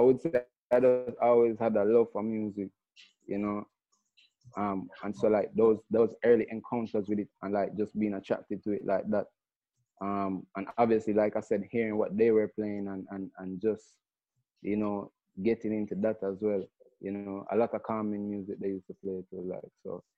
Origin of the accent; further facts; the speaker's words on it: Kingston, Jamaica; And so it's funny growing up in Kingston, because in Kingston, you know, obviously it's the main focus is like dancehall and reggae musically.